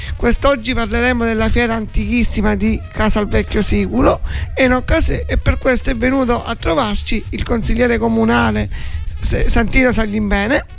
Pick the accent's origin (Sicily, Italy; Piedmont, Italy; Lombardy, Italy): Sicily, Italy; Forza d'Agrò; io vengo da Forza d'Agro